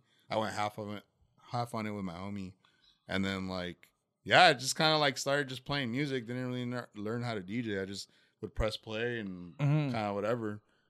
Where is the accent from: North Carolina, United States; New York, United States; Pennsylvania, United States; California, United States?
California, United States; Tustin; I'm from Tustin, California.